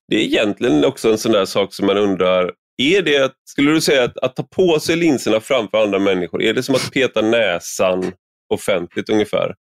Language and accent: Swedish; Sweden